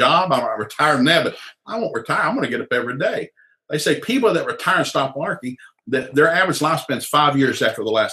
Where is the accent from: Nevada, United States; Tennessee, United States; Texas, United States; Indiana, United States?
Tennessee, United States; moved away; also born or lived in Jewett City, Connecticut / Sikeston, Missouri; I came from Tennessee